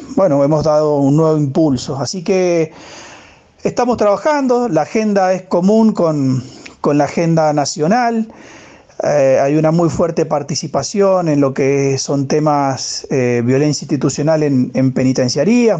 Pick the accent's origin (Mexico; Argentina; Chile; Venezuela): Argentina; Mendoza; soy eh, de Mendoza